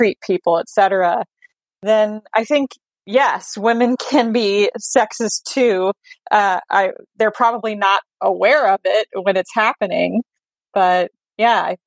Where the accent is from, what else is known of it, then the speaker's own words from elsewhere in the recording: Texas, United States; I grew up in Texas, where it is a very patriarchal culture